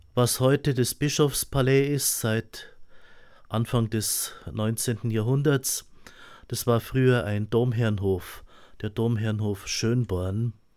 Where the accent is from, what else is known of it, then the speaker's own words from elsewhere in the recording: Eichstätt, Bavaria, Germany; ich bin in Eichstätt geboren, bin in Eichstätt in die Schule gegangen und habe die meiste Zeit auch in Eichstätt studiert. Bin ein alter Eichstätter